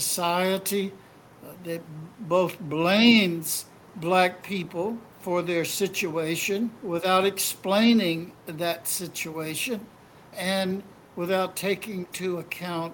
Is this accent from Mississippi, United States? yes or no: yes; Mississippi, United States; I was growing up in Mississippi in a total white supremacist environment